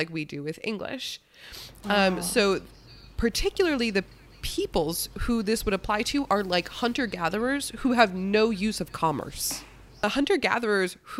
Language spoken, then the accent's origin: English; United States; I'm American